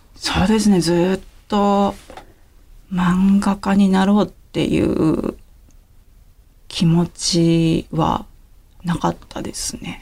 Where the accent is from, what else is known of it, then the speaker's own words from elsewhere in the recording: Yamanashi, Japan; moved away as an adult; now in Tokyo, Japan; 地元はですね山梨ですね